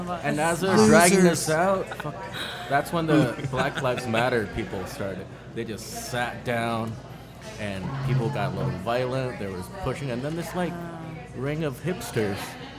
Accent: Alaska, United States; moved away as an adult; also born or lived in Shanghai / Chicago; I was, and then I grew up in Alaska, mostly.

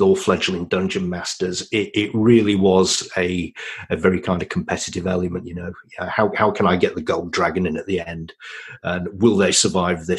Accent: Yorkshire and the Humber, United Kingdom; now in Ontario, Canada; I'm a Yorkshireman by birth

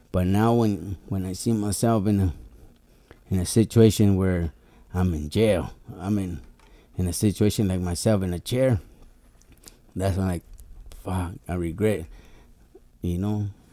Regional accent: Nayarit, Mexico; now in Tijuana, Mexico; I was born in Nayarit

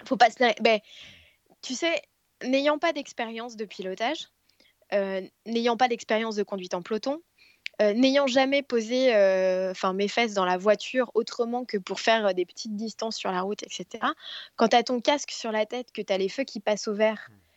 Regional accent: Paris, Île-de-France, France; je suis parisienne

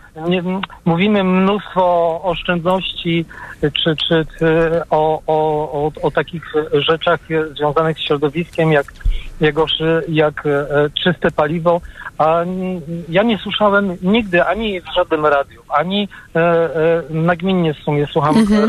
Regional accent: near Poznań, Greater Poland, Poland; Jestem mm, z okolic, nie z samego Poznania, z okolic Poznania

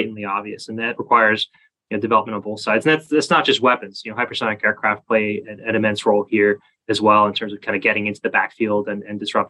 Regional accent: United States; As an American

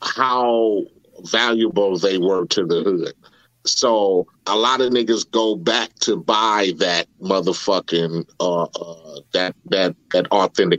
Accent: Compton, California, United States; moved away as an adult; also born or lived in Corona, California; growing up in Compton

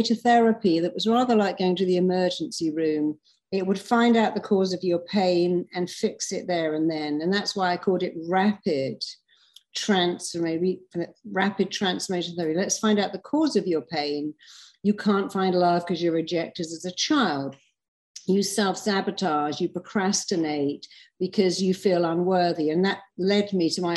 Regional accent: London, United Kingdom; now in Los Angeles, United States; I'm from London, but I live in LA and I love it here.

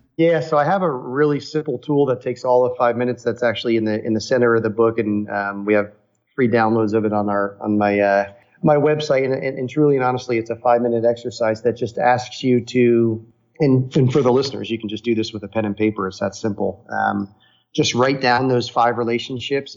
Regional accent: outside of New York City, United States; growing up outside of New York City

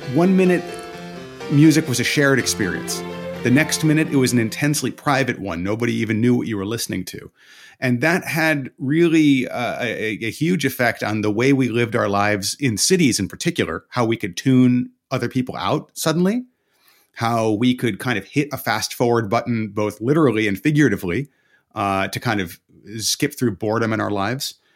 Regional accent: United States; I'm American, but yet I can speak the language

